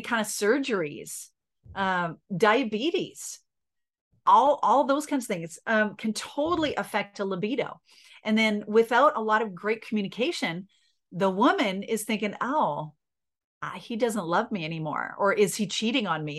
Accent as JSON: {"language": "English", "country": "Canada", "said": "I'm Canadian"}